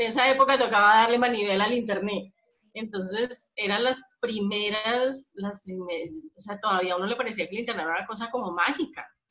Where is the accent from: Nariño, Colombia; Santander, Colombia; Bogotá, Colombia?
Bogotá, Colombia; moved away as an adult; also born or lived in Bucaramanga, Colombia; soy, soy de Bogotá